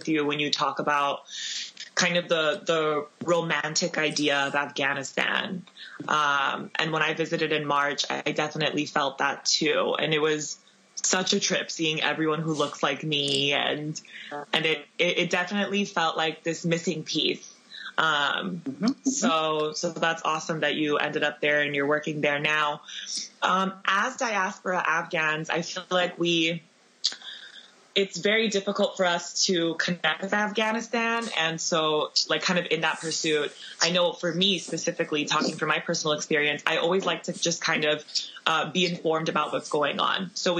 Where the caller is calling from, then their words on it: Los Angeles, California, United States; I'm calling from Los Angeles, California right now.